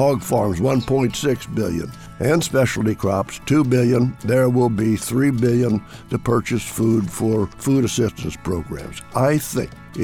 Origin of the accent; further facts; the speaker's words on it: Illinois, United States; now in Washington, United States; my farm state of Illinois